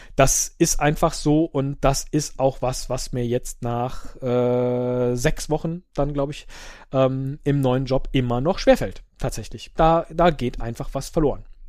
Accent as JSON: {"language": "German", "region": "Rhineland", "country": "Germany", "tie": "born or raised there", "said": "als geborener Rheinländer"}